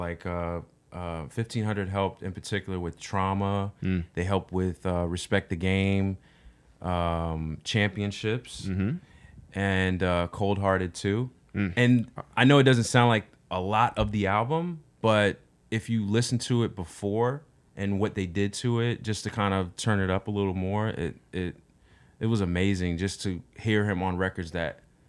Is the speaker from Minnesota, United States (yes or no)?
no; Altus, Oklahoma, United States; I'm from Oklahoma.